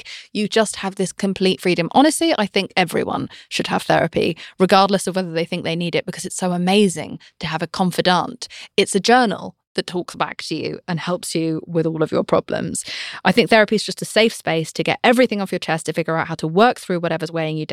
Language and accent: English; United Kingdom; I'm British